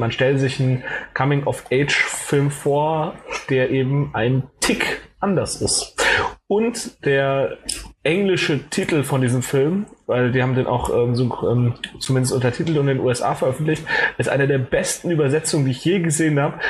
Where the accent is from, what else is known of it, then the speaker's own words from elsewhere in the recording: Cologne, North Rhine-Westphalia, Germany; moved away; ich komme halt ursprünglich aus Köln